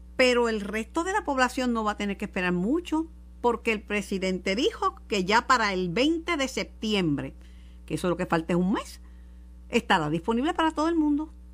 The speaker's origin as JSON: {"language": "Spanish", "town": "Mayagüez", "country": "Puerto Rico", "said": "Eso es en mi pueblo"}